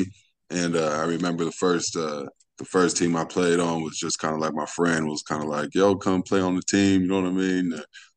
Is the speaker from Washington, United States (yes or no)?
no; Los Angeles, California, United States; from Los Angeles, California. Like you said, I grew up hooping on the West Coast, California, definitely. Went to Fairfax High School